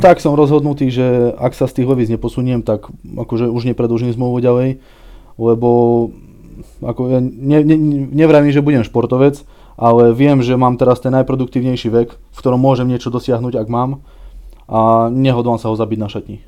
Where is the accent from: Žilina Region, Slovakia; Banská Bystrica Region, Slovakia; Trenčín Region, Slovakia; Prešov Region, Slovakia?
Banská Bystrica Region, Slovakia; Železná Breznica; vyrástol som e, v nedalekej dedine pri Zvolene